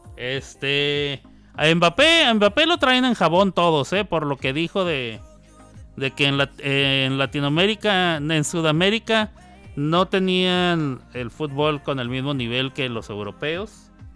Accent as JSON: {"language": "Spanish", "country": "Mexico", "also_born_or_lived": "New York, United States", "moved": "yes", "lives_now": "Oklahoma, United States"}